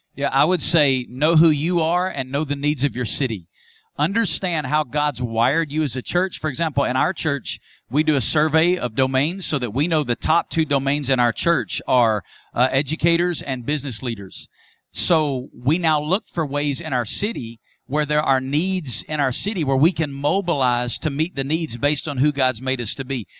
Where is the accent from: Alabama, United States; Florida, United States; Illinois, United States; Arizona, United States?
Alabama, United States; Muscle Shoals; now in Las Vegas, United States; my hometown of Muscle Shoals, Alabama, where I grew up